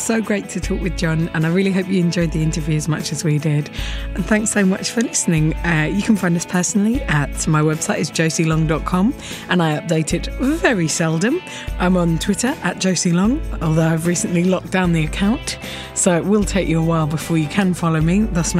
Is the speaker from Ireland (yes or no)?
no; United Kingdom; we're British.